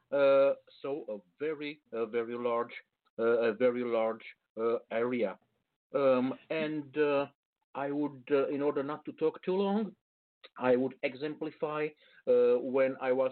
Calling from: Bucharest, Romania; Uh, actually, I'm coming from Bucharest. It's uh, some uh, 800 kilometers east of Budapest

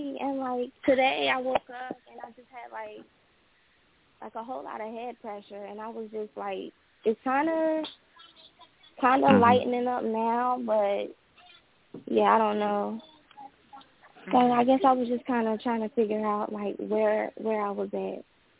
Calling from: North Carolina, United States; I am calling from North Carolina.

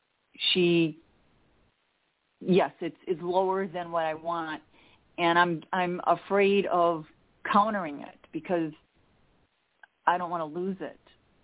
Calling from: Chicago, Illinois, United States; from the Chicago area.

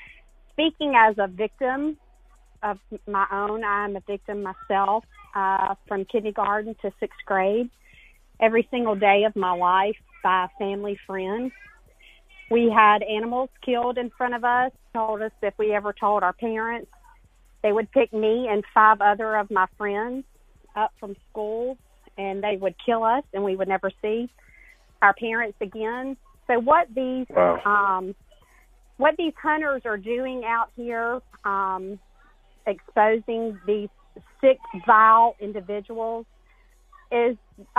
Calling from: Alabama, United States; I'm calling in from Alabama

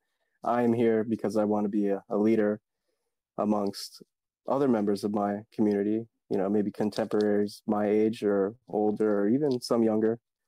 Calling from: Woodbridge, Virginia, United States; I am shifting from Virginia, Woodbridge, Virginia, which is kind of a suburb of Washington, D.C.

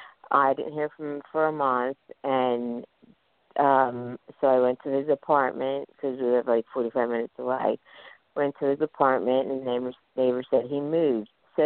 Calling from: Philadelphia, Pennsylvania, United States; I'm calling from Philadelphia, Pennsylvania.

